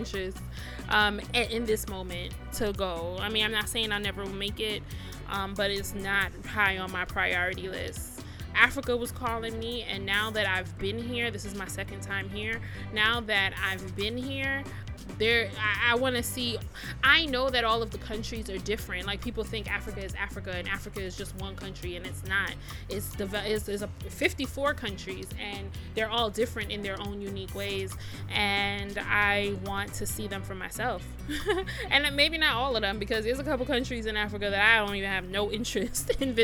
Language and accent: English; Jamaica; also born or lived in United States; now in Ghana; I'm a 30-something year old Jamaican